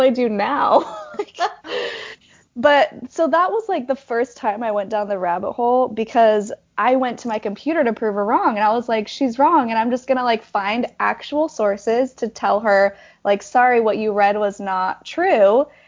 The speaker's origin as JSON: {"language": "English", "town": "Tremonton", "region": "Utah", "country": "United States", "tie": "born or raised there", "said": "I was born and raised in Utah, um, up in Tremonton"}